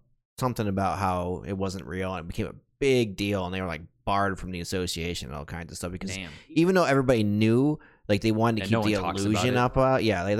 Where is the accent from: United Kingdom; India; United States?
United States; Michigan; moved away; in my home state of Michigan